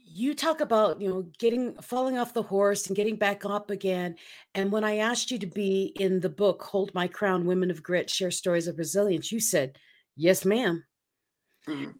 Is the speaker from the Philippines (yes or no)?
yes; Philippines; moved away; I grew up in the Philippines